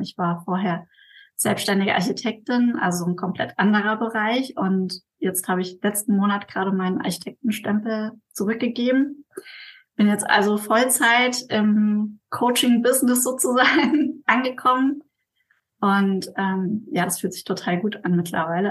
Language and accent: German; Mainz, Rhineland-Palatinate, Germany; ich komme aus Mainz, also aus Deutschland